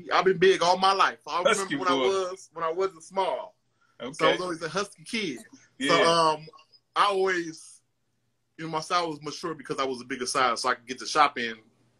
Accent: Detroit, Michigan, United States; also born or lived in New York; Well, I grew up in Detroit. I was born in New York, but I was raised here in Detroit.

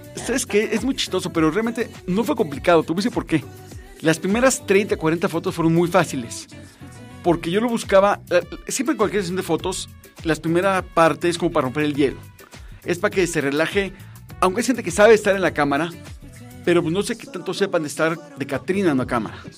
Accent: Mexico; somos mexicanos y lo afortunados que somos de ser mexicanos

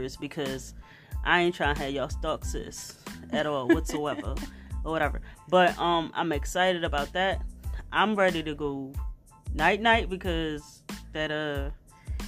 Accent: Philadelphia, Pennsylvania, United States; I'm from Philly

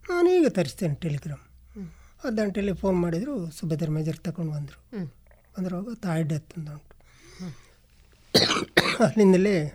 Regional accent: Nidle village, Katla, Karnataka, India; moved away as an adult; ಊರು ನಿಡ್ಲೆ ಗ್ರಾಮ ಕಾಟ್ಲ ಎಂಬಲ್ಲಿ ನಾವು ವಾಸವಾಗಿದ್ದೆ ವಾಸವಾಗಿದ್ದೆ ಅದರಿಂದಾಗಿ ನಾನು ಬೆಂಗಳೂರಿಗೆ ಹೋದೆ

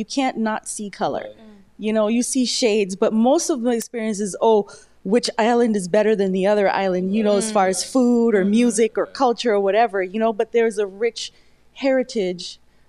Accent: United States; born there; as a black woman in America, you know, and I was born in America

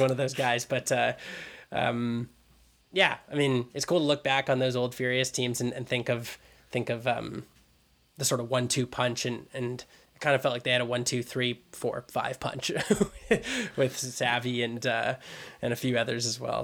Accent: Vancouver, British Columbia, Canada; growing up in the Vancouver climate

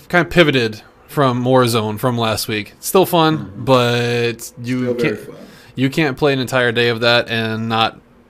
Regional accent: Midwest, United States; We are three guys from the Midwest

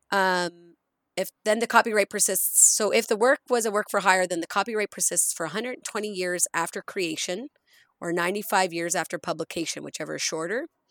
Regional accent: rural Nova Scotia, Canada; also born or lived in Cape Breton Island; now in Edmonton, Canada; growing up in Nova Scotia, growing up in rural Nova Scotia

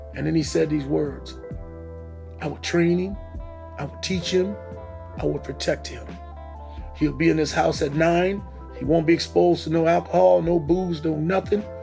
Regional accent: Missouri, United States; moved away; I chose Kansas City not only because it was my home state

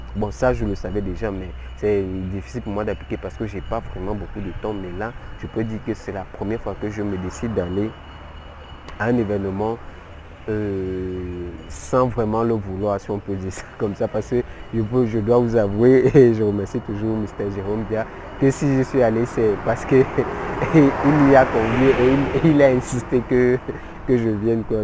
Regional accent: Cameroon; je suis camerounais

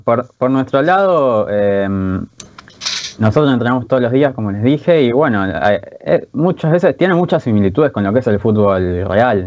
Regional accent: Buenos Aires, Argentina; Yo soy de, Floresta

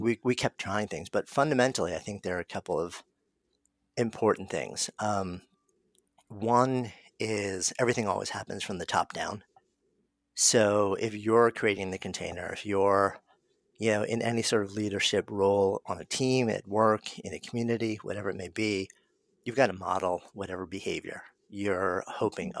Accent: New York, United States; I'm a New Yorker. And so I was here that day. And like anybody else who is a longtime New Yorker

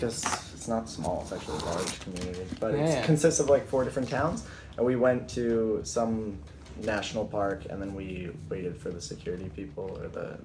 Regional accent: Florida, United States; moved away as an adult; also born or lived in Minnesota; now in Australia; I was raised in Florida

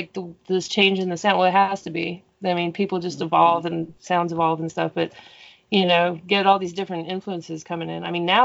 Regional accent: Colorado, United States; I'm from Colorado

